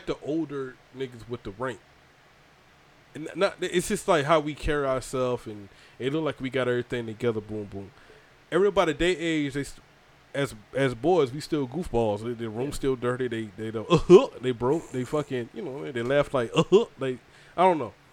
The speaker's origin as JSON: {"language": "English", "region": "Georgia", "country": "United States", "tie": "born or raised there", "said": "I grew up in Georgia"}